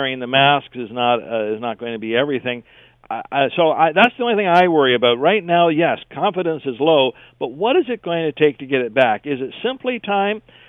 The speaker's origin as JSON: {"language": "English", "country": "Canada"}